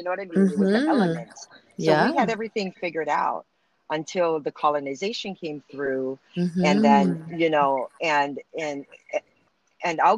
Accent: Hawaii, United States; I'm Hawaiian, Filipino, and Irish.

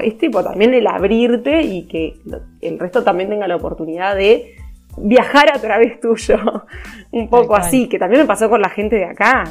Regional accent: Uruguay; moved away as an adult; now in Montevideo, Uruguay; soy del interior de Uruguay. Me vine con 18 años a Montevideo a estudiar

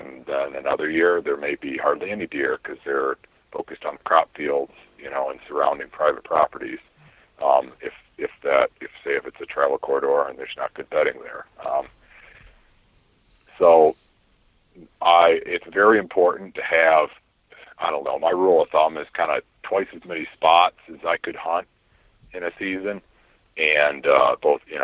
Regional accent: Iowa, United States; my home state of Iowa

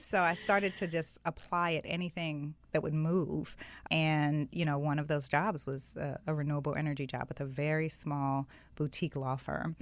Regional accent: South Florida, United States; I grew up in South Florida.

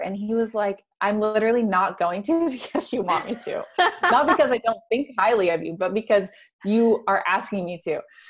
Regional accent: the Bible Belt, United States; I mentioned I grew up in the Bible Belt and I'm a woman

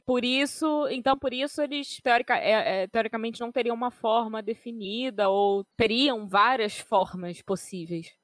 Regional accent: Rio de Janeiro, Brazil; eu, pelo menos, que sou carioca de carteirinha, apesar de não ter nascido na cidade do Rio

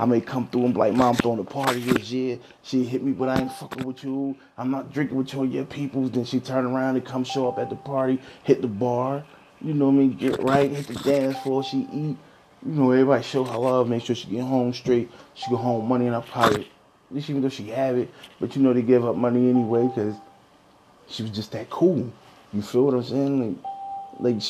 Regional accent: Newark, New Jersey, United States; My grandmother was in the Howard Street Projects, so I was growing up in a project. I grew up on Howard Street

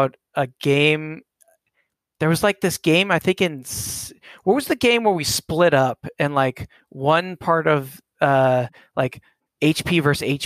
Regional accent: Austin, Texas, United States; we all went to like a Baptist private high school in Texas

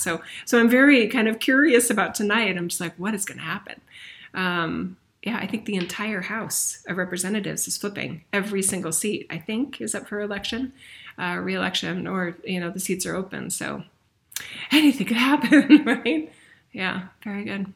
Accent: United States; we as a nation, I'm American

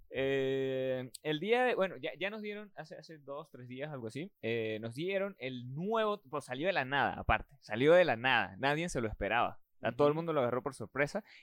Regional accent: Venezuela

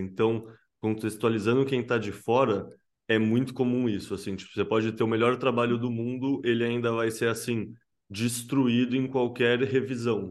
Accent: Brazil; A gente, como brasileiro, tem muito essa cultura do jeitinho

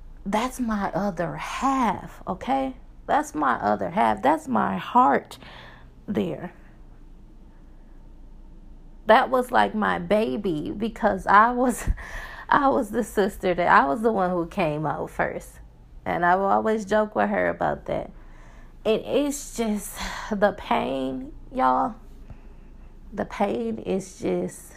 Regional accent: Milwaukee, Wisconsin, United States; moved away as an adult; now in Texas, United States; We are from Milwaukee, Wisconsin, if you don't know. That's where I'm from

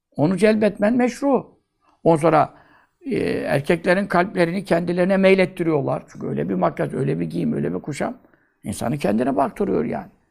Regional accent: Görele, Giresun, Turkey; Ben göreleliyim

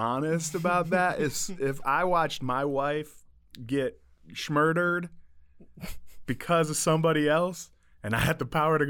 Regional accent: Detroit, Michigan, United States; moved away; I grew up in the Detroit area.

